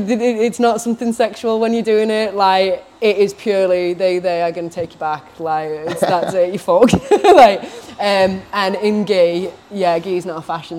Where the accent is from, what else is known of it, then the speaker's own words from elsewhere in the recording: Australia; I'm owning that as well, yeah. I'm Australian.